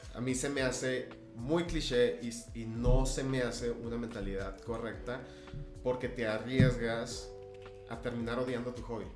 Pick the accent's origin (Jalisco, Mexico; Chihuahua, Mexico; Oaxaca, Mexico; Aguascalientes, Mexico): Chihuahua, Mexico; Ciudad Juárez; also born or lived in El Paso, Texas; mi familia se mudó a Ciudad Juárez cuando yo estaba bastante joven, 4 o 5 años